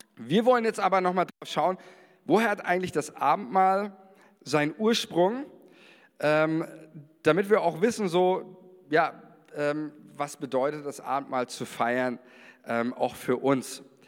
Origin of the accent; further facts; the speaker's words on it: Germany; also born or lived in Israel; als Deutscher